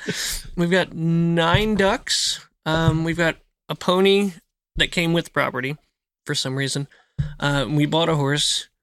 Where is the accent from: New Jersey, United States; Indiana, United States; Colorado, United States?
New Jersey, United States; outside of Philadelphia; moved away as an adult; now in Tennessee, United States; I grew up in Jersey